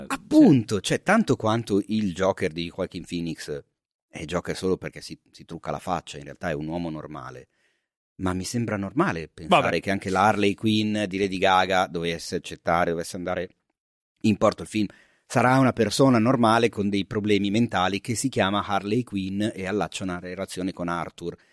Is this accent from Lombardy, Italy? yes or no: yes; Milan, Lombardy, Italy; nel mio quartiere, non bellissimo, nel quale sono cresciuto a Milano